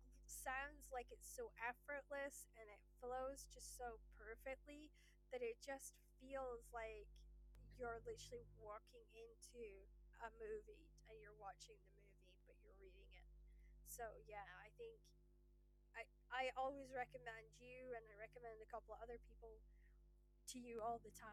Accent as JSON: {"language": "English", "region": "Scotland", "country": "United Kingdom", "said": "I'm Scottish"}